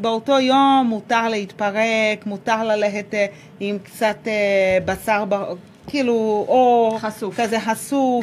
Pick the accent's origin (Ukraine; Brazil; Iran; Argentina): Brazil; Rio de Janeiro; Hebrew is a second language; also born or lived in Salvador, Bahia, Brazil; now in Israel; אני נולדתי בסלבדור, בבעיר, וכשאני הייתי בת שלושה חודשים, המשפחה עברה ל... ריו דה ז'נרו.